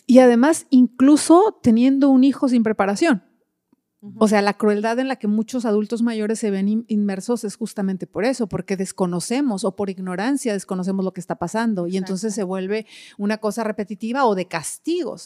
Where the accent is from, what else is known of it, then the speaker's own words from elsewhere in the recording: Mexico; en, México, nuestra cultura no es tan educada